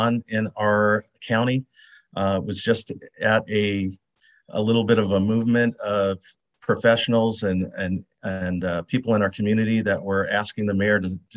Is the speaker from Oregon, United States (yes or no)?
yes; Portland, Oregon, United States; born and raised in North Portland.